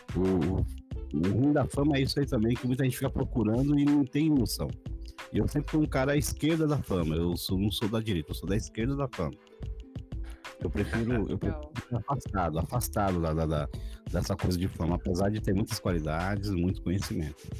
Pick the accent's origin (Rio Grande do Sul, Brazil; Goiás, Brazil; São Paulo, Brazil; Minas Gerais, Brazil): São Paulo, Brazil; also born or lived in Itaquera; Eu cheguei, cheguei aqui com 5 anos de idade faz 40 anos que eu estou em São Mateus e valorizo muito esse lugar aqui